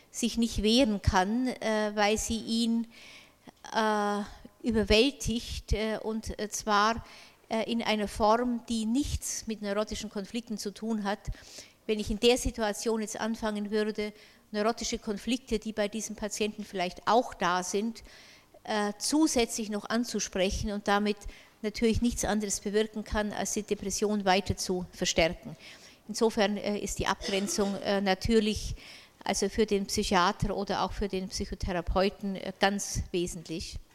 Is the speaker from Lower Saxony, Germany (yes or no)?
no; Bavaria, Germany; Ich kann das Wort Dysphorie äh, nur also mit äh, einem bayerischen Wort äh, übersetzen. Ich stamme ja aus Bayern.